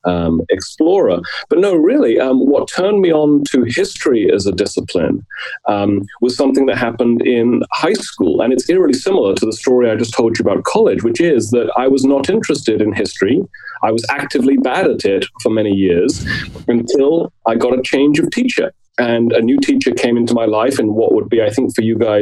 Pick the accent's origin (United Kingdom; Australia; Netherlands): United Kingdom; South East England; moved away as an adult; also born or lived in North London; now in College Park, United States; I'm British by birth and I hope by sense of humor as well. I was born in North London, grew up not too far from London